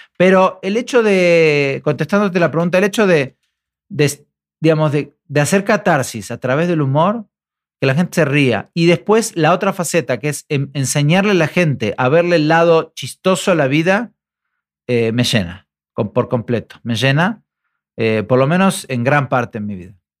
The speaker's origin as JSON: {"language": "Spanish", "country": "Argentina", "moved": "yes", "lives_now": "Mexico", "said": "los argentinos que viajamos"}